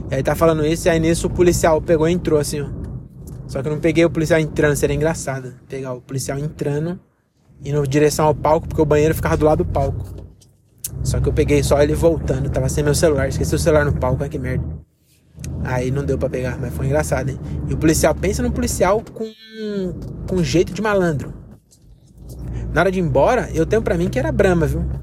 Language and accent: Portuguese; Bahia, Brazil; Eu sou baiano, posso ter autoridade, tem um lugar de fala pra falar.